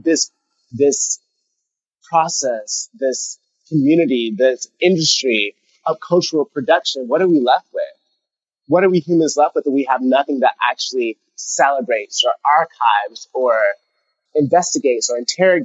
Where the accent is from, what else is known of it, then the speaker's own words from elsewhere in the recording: Columbus, Georgia, United States; moved away; In Columbus, Georgia, where I went to high school